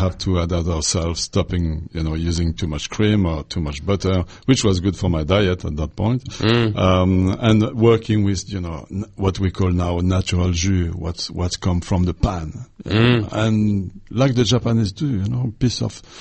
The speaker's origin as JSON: {"language": "English", "region": "Normandy", "country": "France", "tie": "born or raised there", "also_born_or_lived": "Lyon", "moved": "as an adult", "said": "I was born in Normandy"}